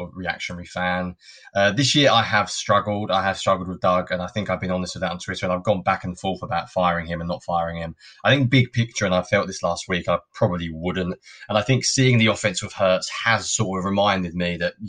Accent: United Kingdom; I'm a Brit. I wasn't brought up with it

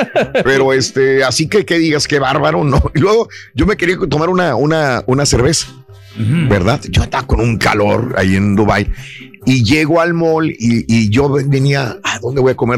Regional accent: Matamoros, Tamaulipas, Mexico; yo era de Mata, soy de Matamoros

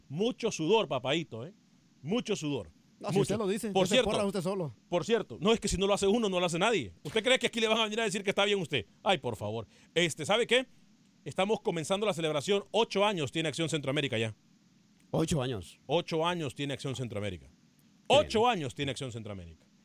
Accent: Mexico; Yo soy orgullosamente mexicano y me gusta apoyar.

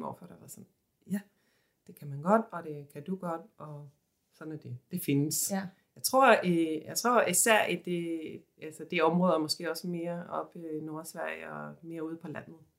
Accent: Sweden; now in Copenhagen, Denmark; jeg kommer fra Sverige

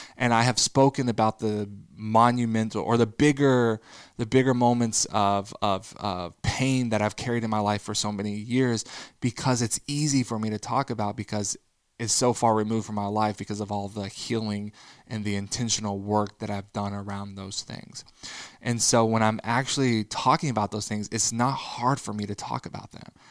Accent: Texas, United States; growing up in the Bible Belt in Texas

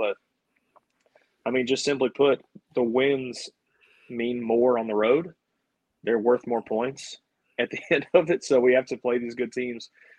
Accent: Birmingham, Alabama, United States; Birmingham's that crazy area for baseball.

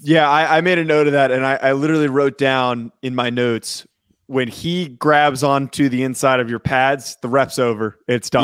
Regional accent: New Jersey, United States; I was from North Jersey

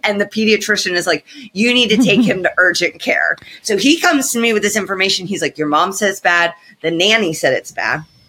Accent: Indiana, United States; I'm from Indiana.

